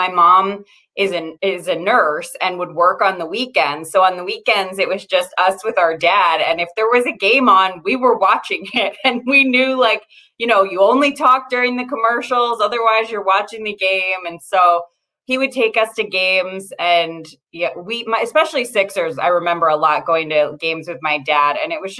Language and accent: English; Philadelphia suburbs, Pennsylvania, United States; moved away as an adult; also born or lived in Vermont / Florida / Northern Arizona; now in San Diego, United States; I'm from the Philadelphia suburbs.